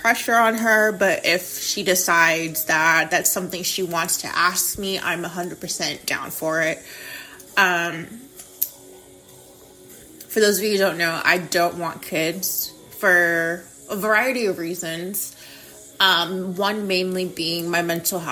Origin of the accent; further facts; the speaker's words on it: United States; I'm fucking American